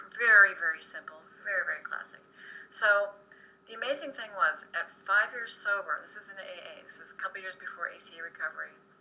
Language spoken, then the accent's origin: English; Redondo Beach, California, United States; I was raised in Southern California, in Redondo Beach, California